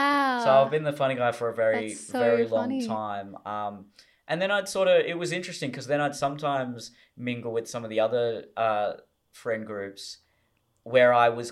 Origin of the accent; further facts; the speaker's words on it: Hurstville, New South Wales, Australia; You know, where I grew up in Hurstville, it's very Hong Kong.